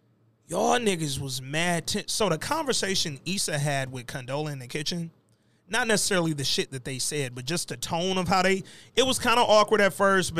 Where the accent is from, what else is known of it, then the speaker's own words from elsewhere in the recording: Houston, Texas, United States; I'm from Houston, I know better barbecue than you LA, nigga.